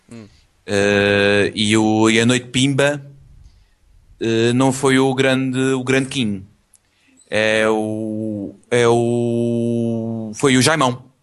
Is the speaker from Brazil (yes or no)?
no; Italy; Portuguese is a second language; Eu sou italiano. Eu parlo com a mani.